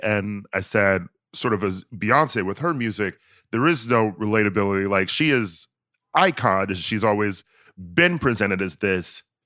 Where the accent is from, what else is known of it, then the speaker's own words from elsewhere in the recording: Wisconsin, United States; I'm from Wisconsin